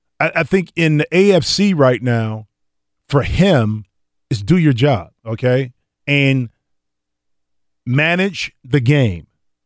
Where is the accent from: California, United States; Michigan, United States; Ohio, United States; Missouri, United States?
Ohio, United States; and I'm from Ohio, and I'm, you know, some of the most loyal fans